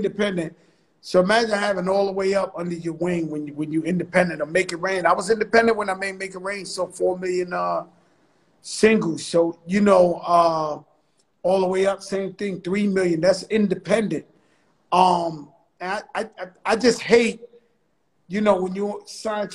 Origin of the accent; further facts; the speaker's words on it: New York City, New York, United States; I grew up in the Bronx where hip hop started